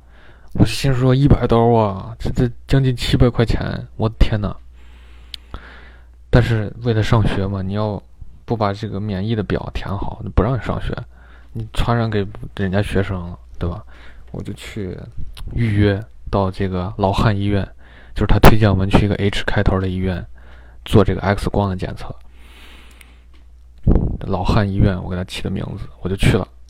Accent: China; now in United States; 小时候在我还懵懂的时候挨了一针，但是一下获得了两个抗体。对吧？非常完美，我觉得。但是这个就埋为日后埋下的隐忧呀。等我到了美国，人家说你这中国打的不算数

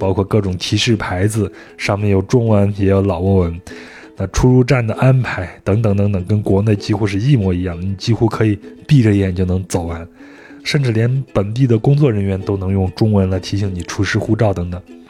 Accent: Yunnan, China; 这就太像我们云南那边的小镇的名字了。

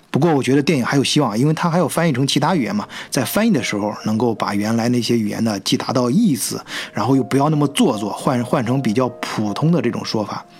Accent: China; moved away as an adult; now in Germany; 我们中国人呢，都叫它退瓶费

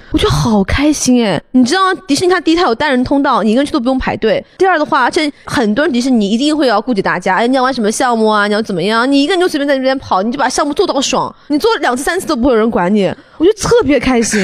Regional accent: China; 我，中国人

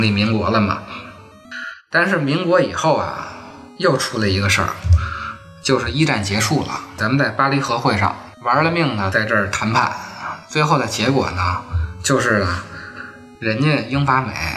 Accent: China; 我们中国人去了以后，你是这么对待啊

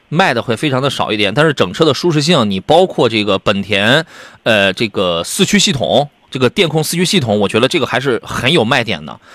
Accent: Qingdao, Shandong, China; 是青岛城阳人嘛， 那当然，我爱我的故乡

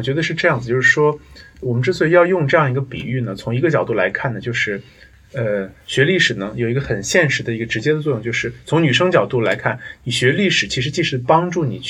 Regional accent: China; 我自己的理解是这样子，就是我们中国人的历史记忆呢，是从上古三代开始。

